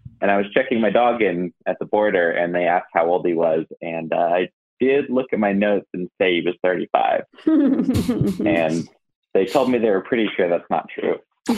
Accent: California, United States; now in Asheville, United States; I was born in California, so I'm a weirdo.

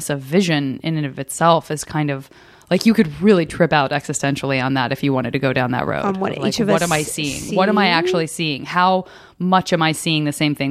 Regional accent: Tucson, Arizona, United States; I'm from Tucson

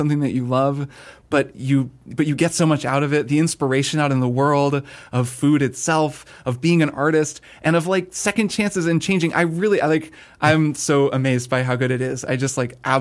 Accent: Indiana, United States; I grew up in Indiana

